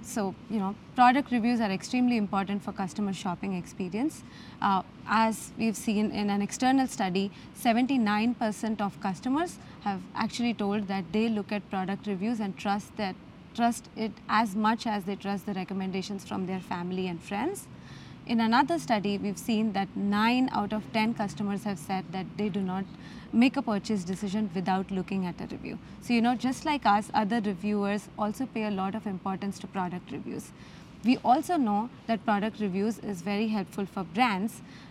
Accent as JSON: {"language": "English", "town": "Mumbai", "region": "Maharashtra", "country": "India", "tie": "born or raised there"}